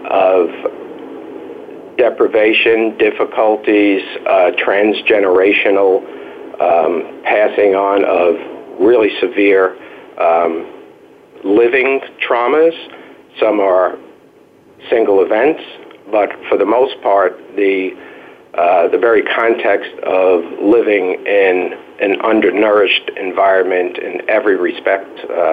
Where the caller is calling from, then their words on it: South Bronx, New York, United States; For me, my experience is working with, and I'm calling from the South Bronx, where I've worked for about 30 years.